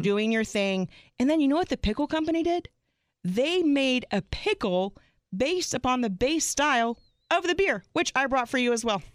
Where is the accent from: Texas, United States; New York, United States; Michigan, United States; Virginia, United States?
Texas, United States; Arlington; moved away; I'm originally from Arlington, Texas.